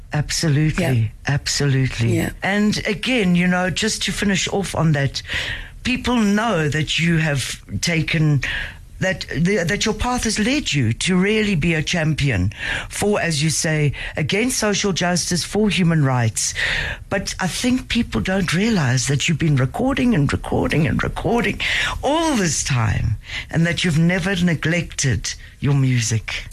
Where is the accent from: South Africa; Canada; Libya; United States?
South Africa; Durban, KwaZulu-Natal; I grew up in Durban in, in KZN, and being a white South African